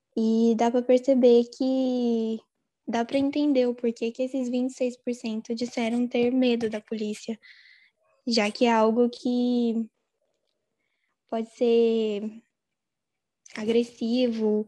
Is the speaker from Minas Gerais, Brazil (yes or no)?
no; Mogi das Cruzes, São Paulo, Brazil; eu sou do interior de São Paulo, Mogi das Cruzes